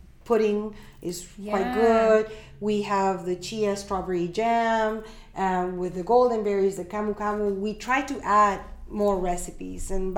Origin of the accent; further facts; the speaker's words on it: Peru; now in Canada; born and raised in Peru. I'm Peruvian.